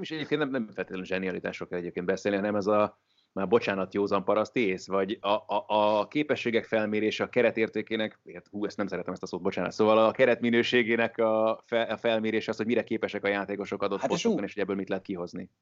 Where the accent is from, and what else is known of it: Hungary